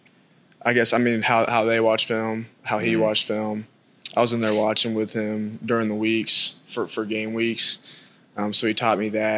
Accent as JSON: {"language": "English", "town": "Denton", "region": "Texas", "country": "United States", "tie": "born or raised there", "also_born_or_lived": "Atlanta, Georgia", "moved": "as an adult", "lives_now": "Norman, United States", "said": "I'm a freshman from Denton, Texas, born in Atlanta, Georgia."}